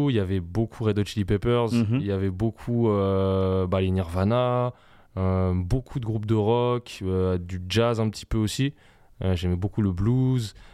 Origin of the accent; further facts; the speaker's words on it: Brunoy, Île-de-France, France; Ma mère est française, mon père est tunisien, et donc moi je suis, moi, je suis né euh, en France